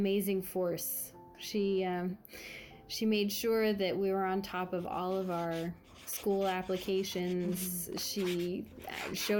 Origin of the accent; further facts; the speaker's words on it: San Francisco, California, United States; I grew up in the Mission